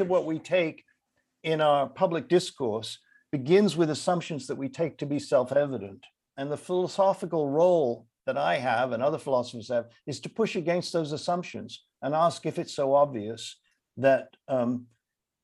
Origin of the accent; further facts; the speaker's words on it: London, United Kingdom; moved away; I grew up in London, and I used to go to the Lake District in the 1950s to spend my summers there